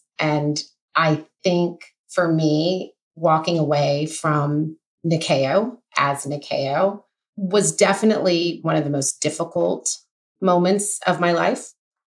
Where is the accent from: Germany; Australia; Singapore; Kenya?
Kenya; I mean, I'm a Kenyan girl that's never sold a product internationally.